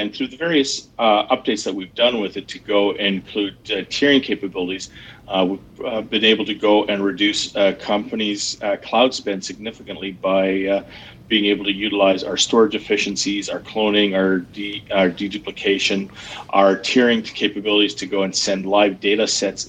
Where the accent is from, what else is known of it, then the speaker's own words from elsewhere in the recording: Edmonton, Alberta, Canada; accent: Canadian; moved away as an adult; also born or lived in Calgary, Canada; now in Seattle, United States; I grew up in Edmonton, Alberta, and then moved to Calgary after a time in the military, and then to Seattle about 5 years ago